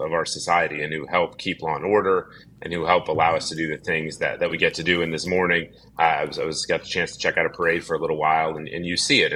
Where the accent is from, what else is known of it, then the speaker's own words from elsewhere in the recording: Dallas, Texas, United States; I grew up in Dallas, Texas